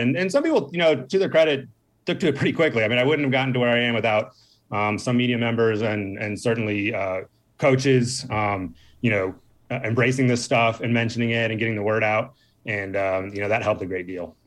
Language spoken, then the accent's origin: English; Northern Virginia, United States; I grew up on the East Coast, uh, uh, Northern Virginia